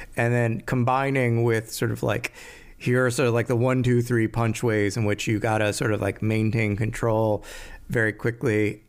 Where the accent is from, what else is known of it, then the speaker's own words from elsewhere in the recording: Maryland, United States; I grew up in Maryland.